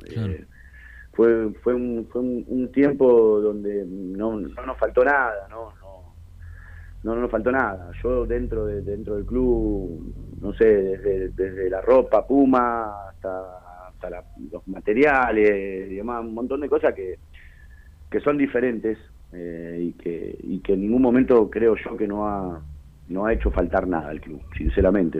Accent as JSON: {"language": "Spanish", "town": "Berazategui", "region": "Buenos Aires Province", "country": "Argentina", "said": "yo soy de Brazate"}